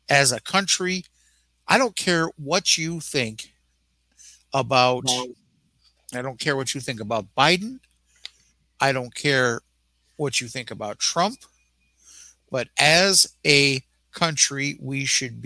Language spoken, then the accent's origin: English; United States; we were all Americans